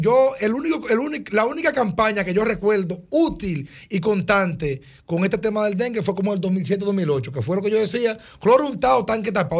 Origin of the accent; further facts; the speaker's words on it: Dominican Republic; nosotros los dominicanos